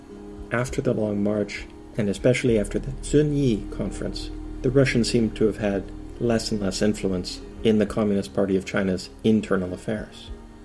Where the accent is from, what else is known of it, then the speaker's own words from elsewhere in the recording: Canada; I'm Canadian, not Chinese. I haven't lived in a communist country or fled from a communist society.